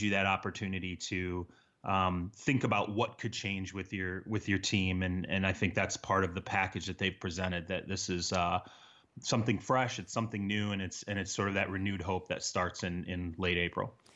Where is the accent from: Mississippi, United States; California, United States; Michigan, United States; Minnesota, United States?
Michigan, United States; I grew up in Michigan